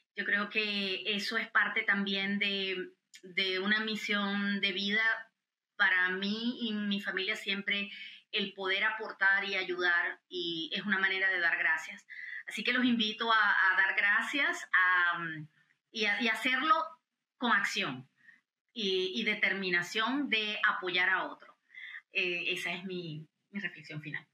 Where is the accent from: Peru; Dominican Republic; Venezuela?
Venezuela; now in United States; nosotros como venezolanos americanos